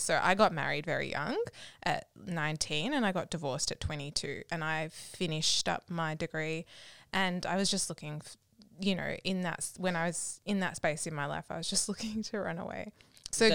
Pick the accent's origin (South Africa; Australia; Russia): Australia; also born or lived in United States / Malaysia; I was born in the States and I moved... Then we moved from the US to Malaysia. Then we moved to Australia by the time I was six.